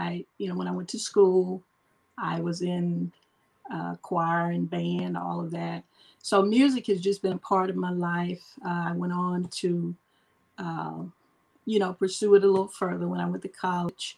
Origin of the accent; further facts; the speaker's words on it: Longview, Texas, United States; I am from Longview, Texas